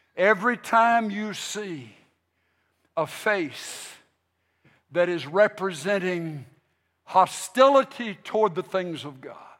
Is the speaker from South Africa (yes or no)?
no; United States; We are here as American Christians